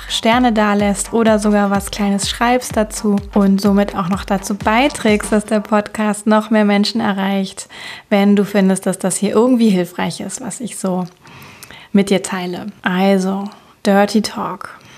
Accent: Cologne, North Rhine-Westphalia, Germany; Ich komme aus Köln und ich freue mich, dass du von wo auch immer du gerade einschaltest, heute mit dabei bist

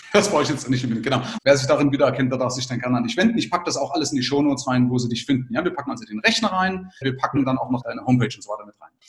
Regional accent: Bavaria, Germany; bei uns in Bayern

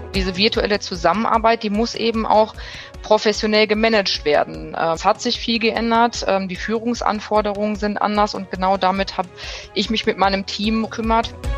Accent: Bielefeld, North Rhine-Westphalia, Germany; Ich bin geboren in Bielefeld, und auch aufgewachsen in Bielefeld

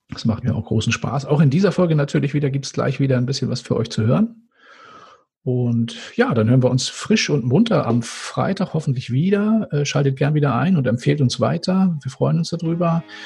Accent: Northern Germany, Germany; ich als Norddeutscher

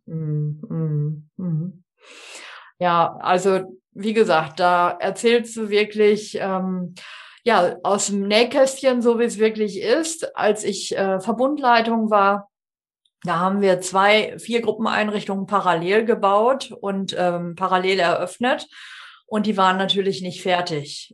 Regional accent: North Rhine-Westphalia, Germany; ich komme ja aus NRW

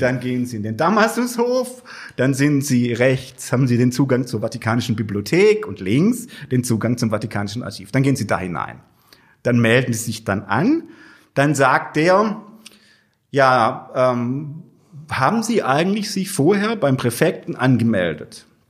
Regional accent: Germany; in meiner Heimatgemeinde Würth

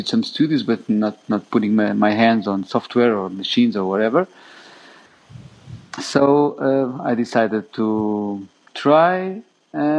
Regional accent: Aveiro, Aveiro District, Portugal; moved away as an adult; now in Berlin, Germany; It's a city called Aveiro, near 50 kilometers south of Oporto, on the coast, on the Atlantic Ocean, and it's one of the things I most miss, obviously, because I grew up at the beach

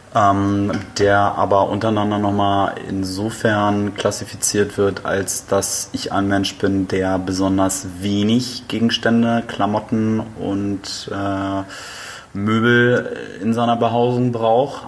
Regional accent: Flensburg, Schleswig-Holstein, Germany; moved away; Und ich komme ja aus einer Nord, Nord-Norddeutschen Stadt, also ursprünglich komme ich aus Flensburg.

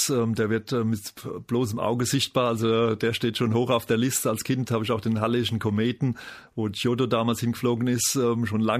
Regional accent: Aschaffenburg, Bavaria, Germany; Und ich komme aus Aschaffenburg und Darmstadt ist vor der Haustür, also für mich war das naheliegend

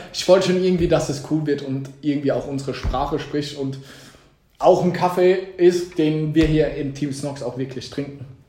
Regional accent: Mannheim, Baden-Württemberg, Germany; wenn mich Leute fragen, wo kommst du her, sage ich eher aus Mannheim, niemals aus Heidelberg

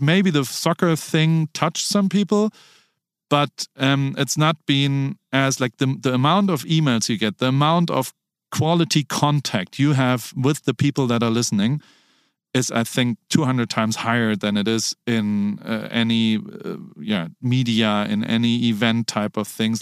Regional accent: Heidelberg, Baden-Württemberg, Germany; I grew up in Heidelberg, Germany

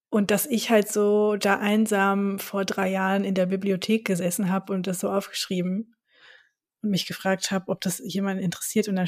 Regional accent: Frankfurt, Hesse, Germany; ich bin am Industriepark höchst aufgewachsen.

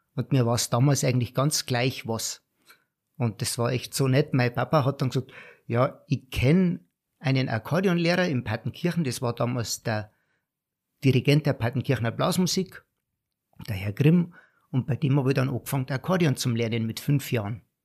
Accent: Garmisch-Partenkirchen, Bavaria, Germany; moved away as an adult; als Bayer, als Garmischer

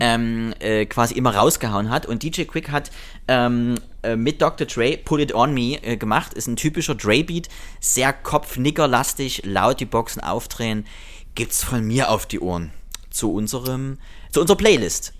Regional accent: Germany; ich komme ja aus der Generation DDR, ein Land, was es nicht mehr gibt

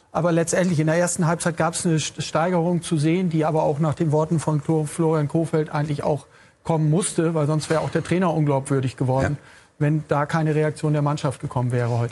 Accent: Bremen, Germany; moved away; ich wohne ja seit längerem nicht mehr in Bremen, bin aber gebürtiger Bremer

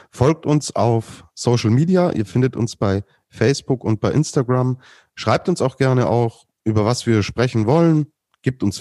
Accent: Austria; Ich denke, als Österreicher sollte man ähm, nach so einer Skisprungwoche jetzt nicht mit der Nase so weit oben durch die Gegend.

